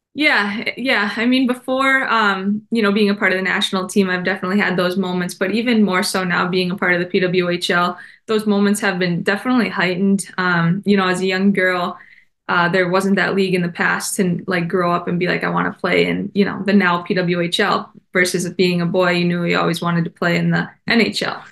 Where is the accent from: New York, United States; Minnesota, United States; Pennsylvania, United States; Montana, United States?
Minnesota, United States; my home state